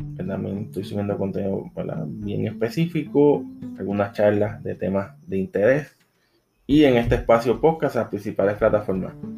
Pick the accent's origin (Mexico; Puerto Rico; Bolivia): Puerto Rico; soy de Puerto Rico